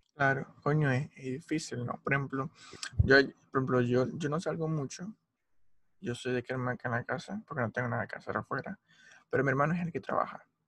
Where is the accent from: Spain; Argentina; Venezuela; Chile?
Venezuela; Maracaibo, Zulia; Como buen maracucho